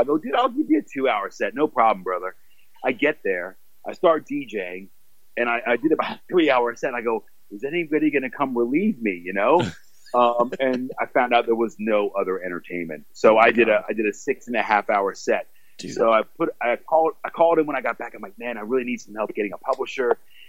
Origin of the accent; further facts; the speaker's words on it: Washington, United States; now in England; I was born in Washington D.C. and Maryland and Virginia, that's kind of my home.